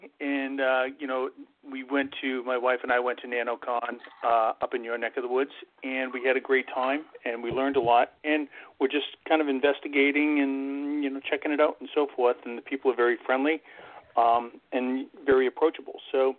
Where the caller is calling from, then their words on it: Boston, Massachusetts, United States; Boston, Mass area, Boston.